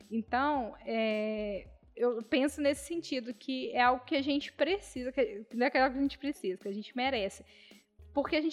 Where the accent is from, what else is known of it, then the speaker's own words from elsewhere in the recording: Barbacena, Minas Gerais, Brazil; Aí você fala assim, ah, eu sou de Barbacena.